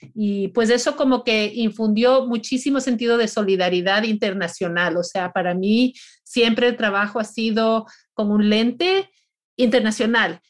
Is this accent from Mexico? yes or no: no; Ecuador; moved away as an adult; now in Florida, United States; nací y me crié en el Ecuador, en las montañas